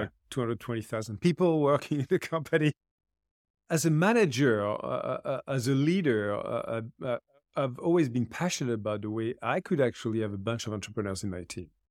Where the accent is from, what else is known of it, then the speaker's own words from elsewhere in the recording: France; I also created a foundation in my home country in France called Lead for Good